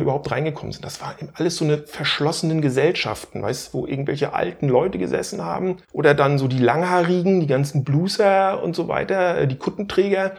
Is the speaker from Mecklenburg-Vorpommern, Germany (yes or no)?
yes; Stralsund, Mecklenburg-Vorpommern, Germany; in Stralsund an der Ostsee, wo ich groß geworden bin